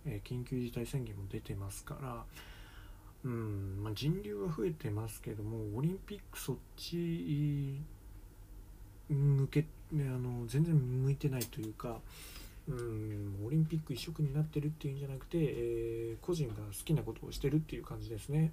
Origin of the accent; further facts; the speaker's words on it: Japan; 日本人の我々